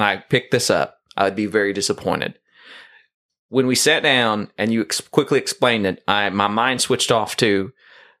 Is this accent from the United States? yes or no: yes; the South, United States; I'm from the South